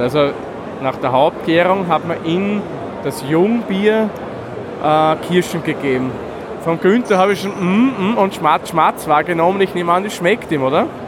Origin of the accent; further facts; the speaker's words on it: Waldviertel, Lower Austria, Austria; gebürtiger Waldviertler bin ich